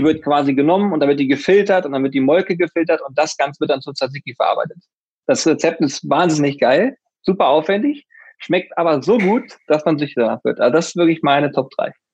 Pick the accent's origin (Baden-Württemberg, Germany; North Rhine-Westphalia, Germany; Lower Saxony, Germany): Lower Saxony, Germany; Hanover; wir kommen beide aus Hannover